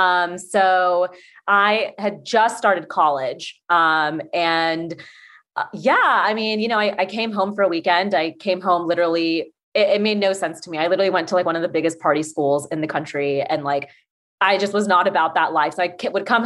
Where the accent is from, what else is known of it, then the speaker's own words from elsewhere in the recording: Atlanta, Georgia, United States; I'm from Atlanta